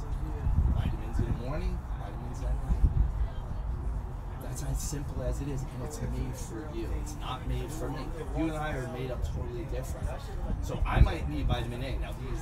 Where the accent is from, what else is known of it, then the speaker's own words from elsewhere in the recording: New York City, New York, United States; also born or lived in New Jersey / Pittsburgh, Pennsylvania; now in Dallas, United States; I'm originally from Jersey and New York, Brooklyn, New York